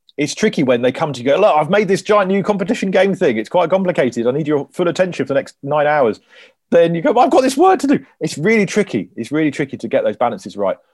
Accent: Cornwall, South West England, United Kingdom; I'm Cornish

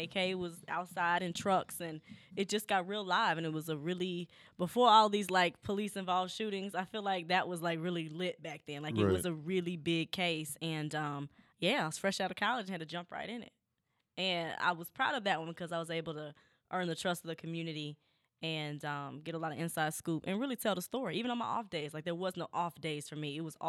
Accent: Dallas, Texas, United States; Yeah, well, I'm from Dallas. You know, I grew about maybe 15 minutes from his church.

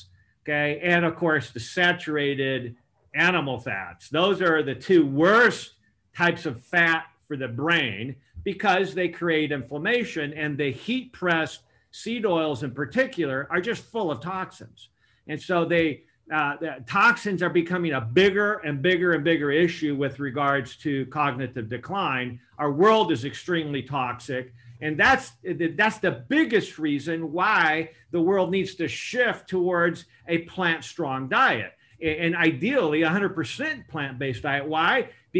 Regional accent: Temuco, Araucanía, Chile; also born or lived in Argentina / Uruguay; Actually, I was born in Chile, Temuco, Chile, via one of these volcano-like beautiful mountains that I've climbed into more recently. But my parents were Christian missionaries in South America. So I had a privilege of growing up in Chile, Argentina, Uruguay

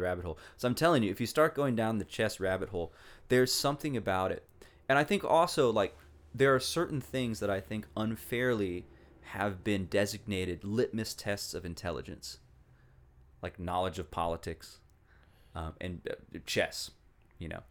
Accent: Walla Walla, Washington, United States; moved away as an adult; also born or lived in East Coast; my hometown of Walla Walla, Washington. I really, I really love the place. I love growing up there.

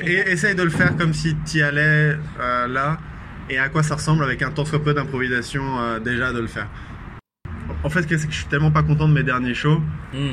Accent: Vendée, Pays de la Loire, France; je viens de Vendée.

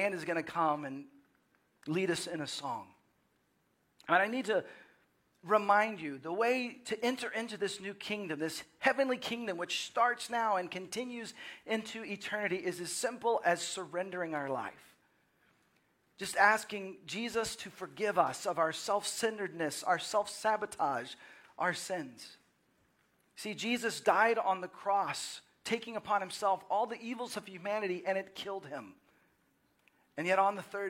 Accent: Dallas, Texas, United States; moved away as an adult; also born or lived in Waco / Seattle / Los Angeles; growing up in the Dallas area and then spending time in college in Waco and then moving to Seattle and then Los Angeles and now Austin

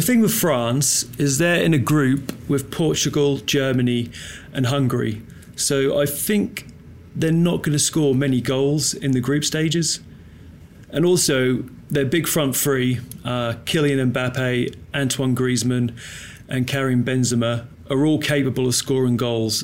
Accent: England, United Kingdom; being English

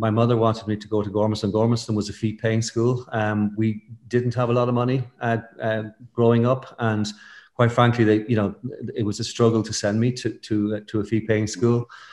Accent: Stamullen, County Meath, Ireland; moved away as an adult; also born or lived in Fontainebleau / Geneva; I'm from the country. I grew up in County Meath, in a place called Stamullen

